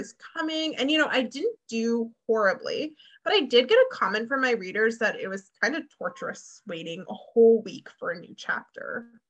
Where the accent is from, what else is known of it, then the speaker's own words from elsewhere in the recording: Canada; my Canadian spelling